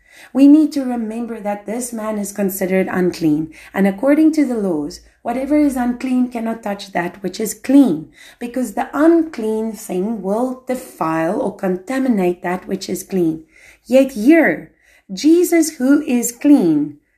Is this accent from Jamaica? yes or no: no; South Africa; moved away; I'm African, I'm South African